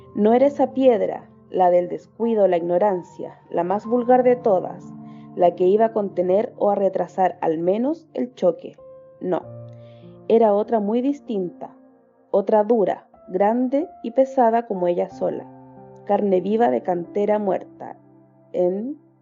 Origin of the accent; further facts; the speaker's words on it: Chile; soy de Chile, tengo 29 años